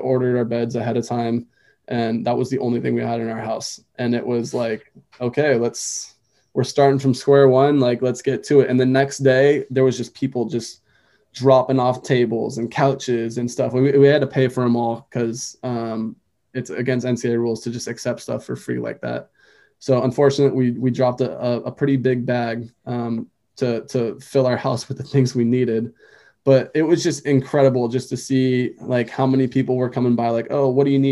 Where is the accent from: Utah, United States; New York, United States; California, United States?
California, United States; moved away as an adult; also born or lived in Alaska; now in Anchorage, United States; moving to Alaska when you're born and raised in California and you live there your entire life